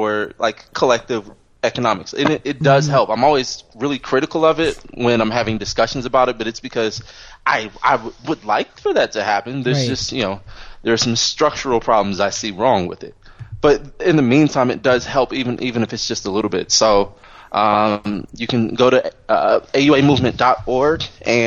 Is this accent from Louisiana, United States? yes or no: no; Los Angeles, California, United States; me growing up in Compton and Watts